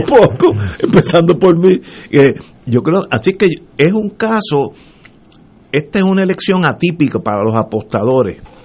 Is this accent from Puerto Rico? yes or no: yes; Puerto Rico; como puertorriqueño